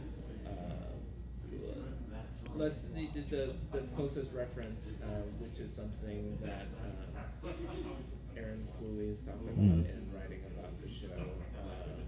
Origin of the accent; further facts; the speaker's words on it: Liberia; moved away; I didn't grow up here. I grew up in Liberia, West Africa